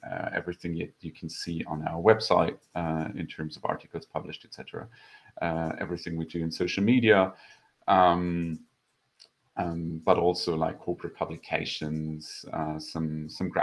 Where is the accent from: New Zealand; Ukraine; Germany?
Germany; moved away as an adult; now in Vienna, Austria; I'm originally from Germany. Moved to Vienna just about 10 years ago now